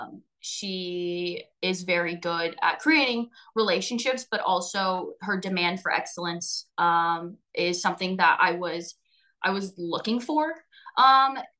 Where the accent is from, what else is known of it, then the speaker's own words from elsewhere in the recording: outside the Bay Area, California, United States; moved away as an adult; now in Indiana, United States; I'm born and raised in California, right outside of the Bay Area